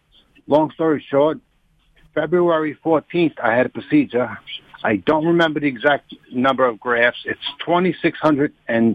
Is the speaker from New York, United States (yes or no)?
yes; New York City, New York, United States; now in Long Island, United States; I grew up in the city, but I live in Long Island now.